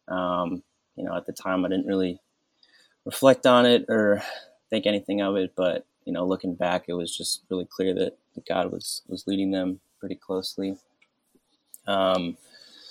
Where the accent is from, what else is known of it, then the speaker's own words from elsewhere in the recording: Cleveland, Ohio, United States; also born or lived in Olmsted Falls; I grew up around the Cleveland area, went to high school in Olmsted Falls.